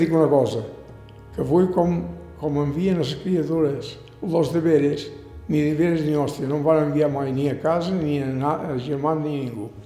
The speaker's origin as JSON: {"language": "Catalan", "town": "Sant Josep de sa Talaia", "region": "Balearic Islands", "country": "Spain", "tie": "born or raised there", "also_born_or_lived": "Ibiza Town", "said": "jo m'he criat aquí a Sant Jordi sempre"}